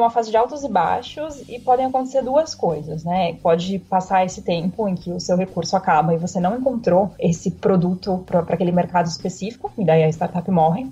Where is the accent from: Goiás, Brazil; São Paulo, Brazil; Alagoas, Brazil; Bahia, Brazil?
São Paulo, Brazil; also born or lived in Germany; Nasci aqui em São Paulo